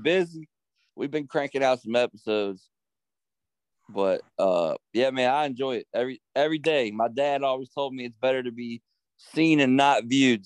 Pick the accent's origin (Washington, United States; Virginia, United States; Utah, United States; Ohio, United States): Virginia, United States; Harrisonburg; I grew up in Harrisonburg